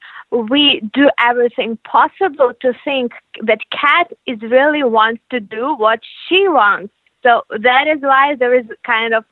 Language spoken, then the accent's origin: English; Ukraine; We are originally from Ukraine